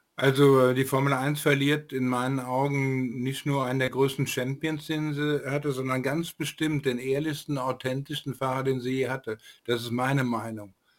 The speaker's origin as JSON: {"language": "German", "town": "Frankfurt am Main", "region": "Hesse", "country": "Germany", "said": "als Frankfurter"}